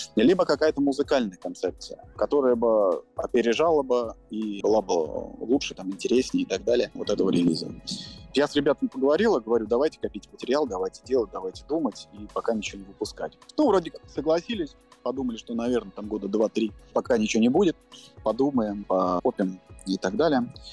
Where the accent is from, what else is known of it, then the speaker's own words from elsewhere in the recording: Moscow, Russia; я родился в Москве